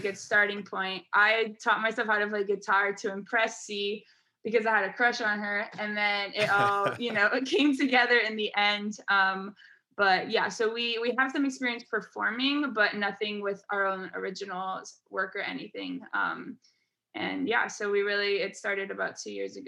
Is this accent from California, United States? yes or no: yes; California, United States; moved away as an adult; now in New York City, United States; I'm from California. I grew up there, and my whole family's in California. I'm the only one in New York City